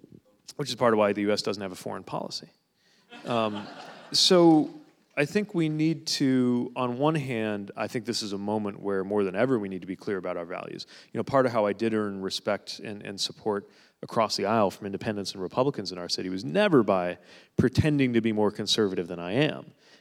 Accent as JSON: {"language": "English", "town": "South Bend", "region": "Indiana", "country": "United States", "said": "It's, you know, I'm from the Bend, so that's pretty natural."}